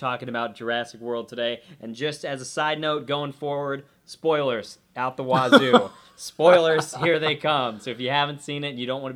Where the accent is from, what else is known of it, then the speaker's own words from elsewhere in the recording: Columbus, Ohio, United States; moved away as an adult; now in San Francisco, United States; I come from the Midwest, Columbus, Ohio.